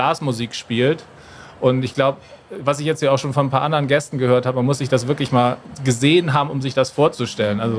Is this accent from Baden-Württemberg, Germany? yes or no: no; Bremen, Germany; now in Munich, Germany; Naja, also ich bin eigentlich Bremer, ich bin ja genauso Nordlicht wie ihr, aber ich wohne schon seit 15 Jahren in München